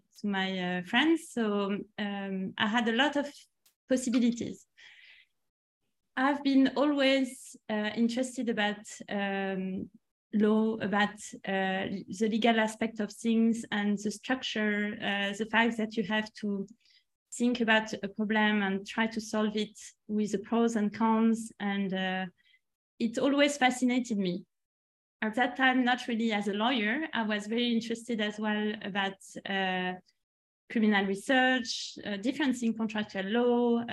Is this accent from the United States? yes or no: no; Strasbourg, Grand Est, France; also born or lived in Nantes; I'm French, so I was in France. I was born in Nantes first and then moved in a couple of different cities. And then finally spent most of my time in Strasbourg next to the German border.